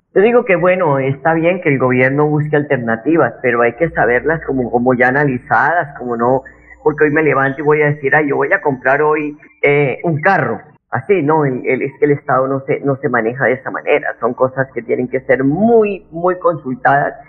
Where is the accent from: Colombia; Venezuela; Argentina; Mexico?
Colombia; los colombianos